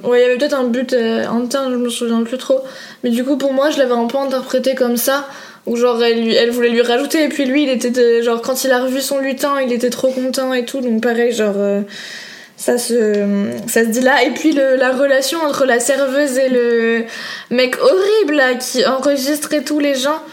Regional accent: Paris, Île-de-France, France; je suis une vraie parisienne

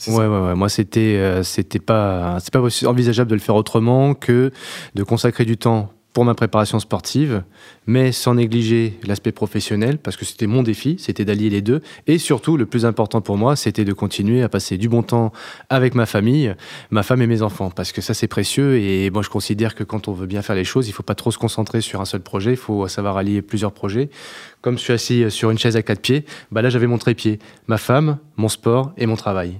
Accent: Beauvais, Hauts-de-France, France; je suis de Beauvais

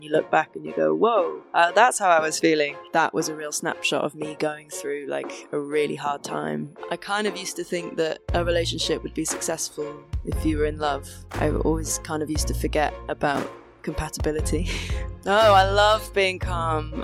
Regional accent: Wales, United Kingdom; now in England; growing up in Wales

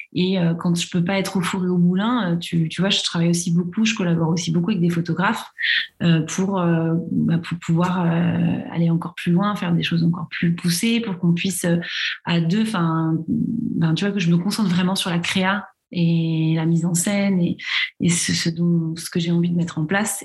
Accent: Paris region, Île-de-France, France; moved away as an adult; now in Lille, France; j'ai grandi en région parisienne, mais aujourd'hui, je vis à Lille depuis depuis six ans

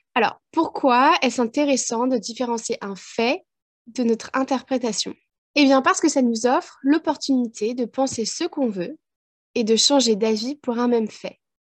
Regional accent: France; moved away as an adult; now in Ireland; En tant que Française ayant passé 20 ans en France

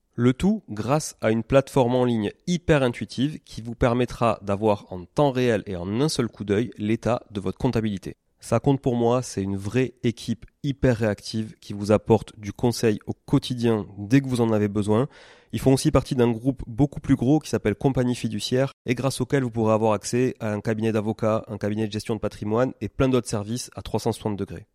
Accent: Toulouse, Occitania, France; born or raised there; also born or lived in Montreal

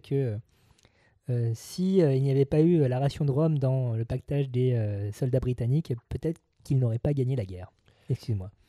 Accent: France; chez nous en France

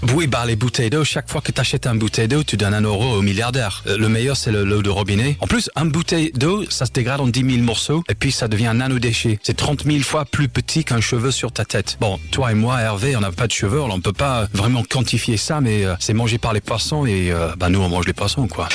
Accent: Leeds, Yorkshire and the Humber, United Kingdom; French is a second language; moved away as an adult; also born or lived in Lille / Paris; now in Marseille, France; je suis anglais, je suis né à Leeds en Angleterre

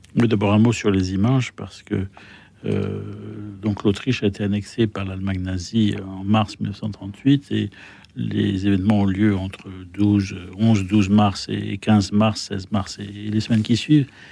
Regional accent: France; je suis français

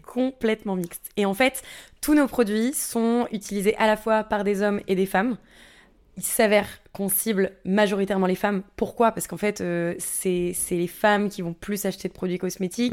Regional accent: Sucy-en-Brie, Île-de-France, France; also born or lived in Canada; J'ai grandi à suissy en henri dans le 94

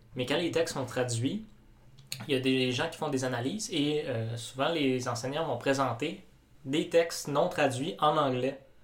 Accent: Quebec, Canada

